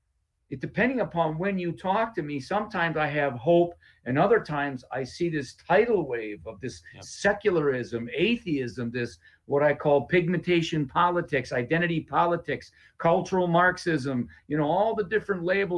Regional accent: Appleton, Wisconsin, United States; in my whole neighborhood where I was raised in Appleton

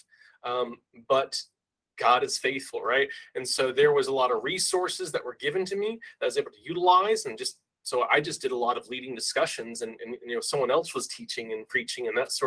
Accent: Harlingen, Texas, United States; also born or lived in Colorado; my hometown in Harlingen, Texas

